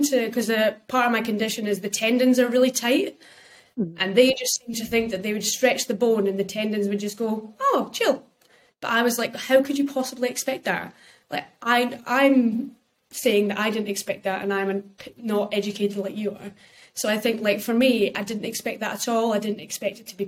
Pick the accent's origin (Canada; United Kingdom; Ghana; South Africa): United Kingdom; we're British people